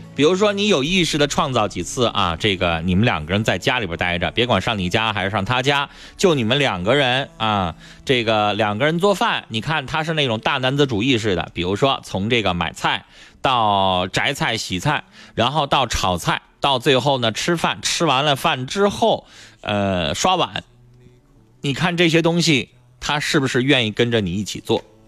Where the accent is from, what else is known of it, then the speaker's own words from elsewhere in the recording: Northeast China, China; 这就是我们东北人很多男人过的日子